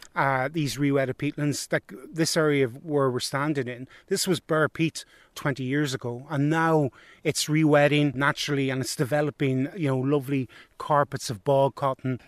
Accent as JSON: {"language": "English", "area": "County Antrim", "region": "Northern Ireland", "country": "United Kingdom", "moved": "yes", "said": "I'm from County Antrim originally"}